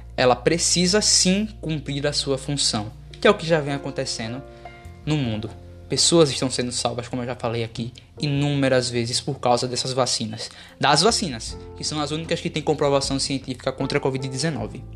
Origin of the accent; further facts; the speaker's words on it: Brazil; Como brasileiro